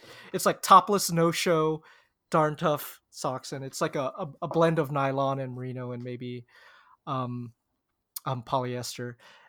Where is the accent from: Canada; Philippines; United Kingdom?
Philippines; As you know, I'm the Filipino bull in merino wool.